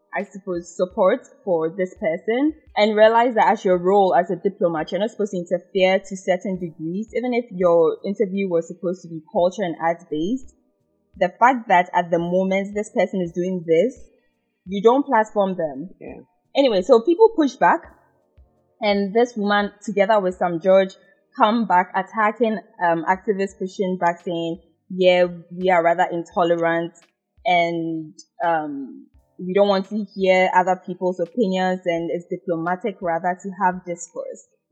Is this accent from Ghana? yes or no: yes; Ghana; growing up in Ghana